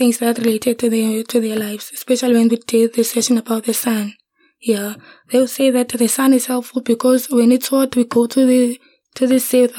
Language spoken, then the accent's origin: English; Cape Town, Western Cape, South Africa; I'm from Cape Town, Western Cape. I grew up in Khayelitsha and I went to a colony primary school. Then after that, I went to Masile High School.